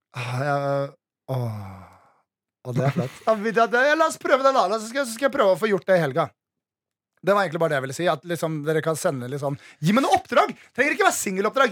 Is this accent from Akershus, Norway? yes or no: yes; Nesodden, Akershus, Norway; moved away; Jeg var hjemme på Nesodden